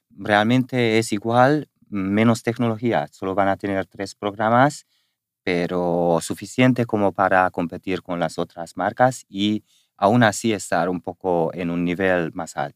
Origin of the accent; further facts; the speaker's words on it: Spain; porque lo saben que somos españoles